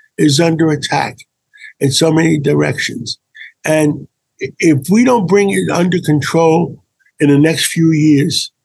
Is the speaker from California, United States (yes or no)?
no; New York City, New York, United States; I grew up in Harlem. I grew up on 135th Street.